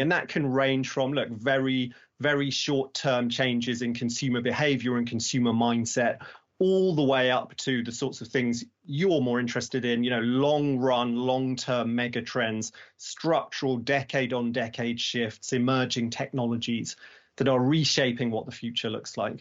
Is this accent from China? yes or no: no; United Kingdom; now in London, United Kingdom; I'm here in London. I, I, you know, I'm, I'm very British